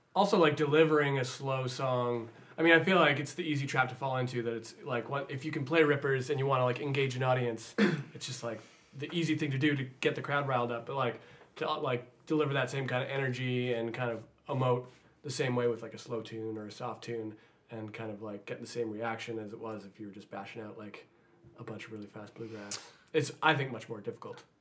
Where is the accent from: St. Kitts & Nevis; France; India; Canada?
Canada; accent: Canadian; my Canadian accent